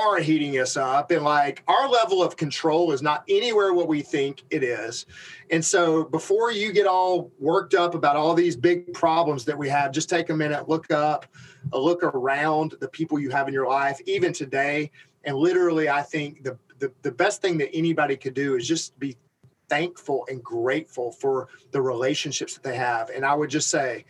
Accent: Alabama, United States; I'm from Alabama.

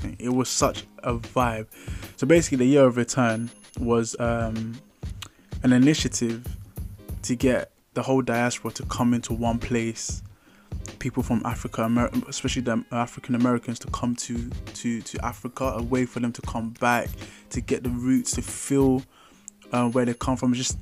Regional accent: London, United Kingdom; I grew up in London

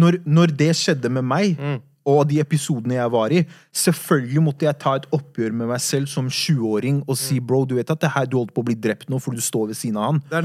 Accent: Oslo, Norway; Jeg har vokst opp på Furuset

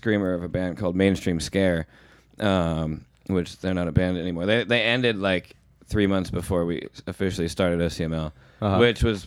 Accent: Colorado, United States; also born or lived in New Jersey; I was born in New Jersey, and I moved to Colorado when I was like 3

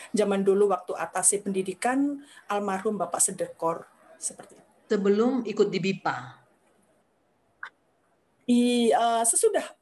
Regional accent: Java, Indonesia; saya tidak memungkiri saya dari Jawa gitu. Walaupun suami saya orang sini

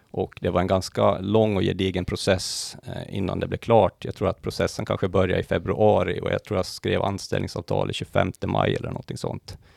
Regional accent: Mariehamn, Åland Islands; moved away as an adult; also born or lived in Lumparland; now in Stockholm, Sweden; jag är ju född och uppvuxen på Åland då. Eh, Lumparland, mina första levnadsår, sen blev det Mariehamn, eh, där jag inledde min skolgång

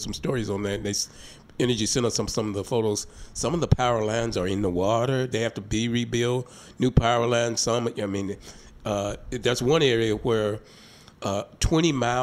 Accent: Hope, Arkansas, United States; now in Little Rock, United States; Hope, my hometown

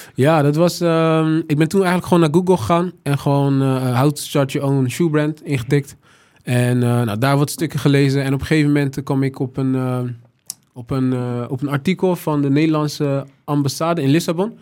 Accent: Rotterdam, South Holland, Netherlands; de stad Rotterdam, waar ik vandaan kom, waar ik veel aan te danken heb.

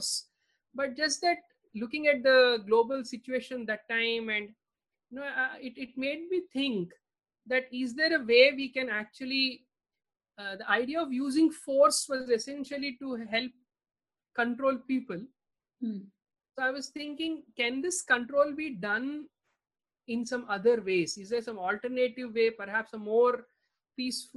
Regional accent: India; Growing up in India

